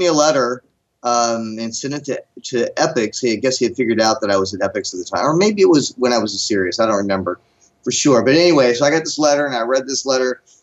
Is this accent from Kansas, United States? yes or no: no; Huntington, West Virginia, United States; moved away; My hometown is in Huntington, West Virginia